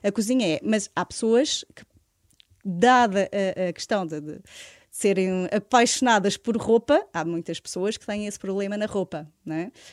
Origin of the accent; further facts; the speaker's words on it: Alentejo, Portugal; moved away as an adult; now in Lisbon, Portugal; vivo em Lisboa, mas sou alentejana. Eh, vim para Lisboa aos 26 anos